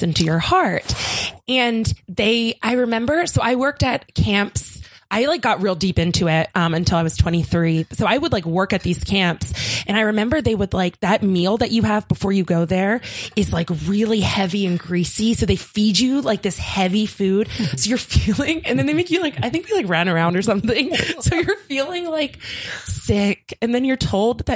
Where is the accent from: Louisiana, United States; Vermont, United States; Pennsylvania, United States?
Pennsylvania, United States; Philadelphia; I'm from Philly. And Philly's not like very pretty.